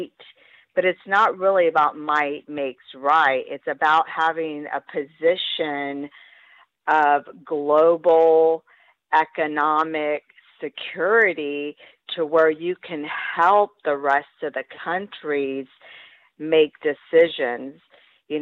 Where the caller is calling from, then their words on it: Florida, United States; I'm calling from Florida